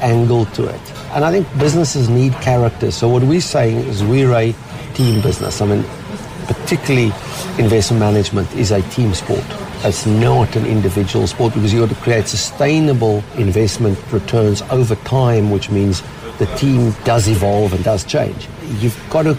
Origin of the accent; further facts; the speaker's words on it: Cape Town, Western Cape, South Africa; moved away; as a South African, Cape Town boy